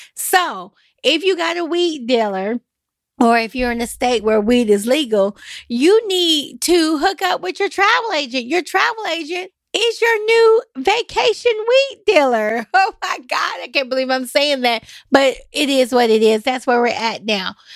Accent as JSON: {"language": "English", "town": "Nashville", "region": "Tennessee", "country": "United States", "said": "I'm from East Nashville"}